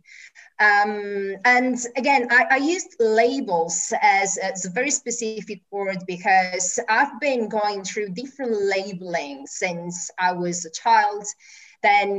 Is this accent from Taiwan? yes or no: no; Italy; moved away as an adult; also born or lived in Germany / United Kingdom / United States; I moved from Italy when I was 23, I went to Germany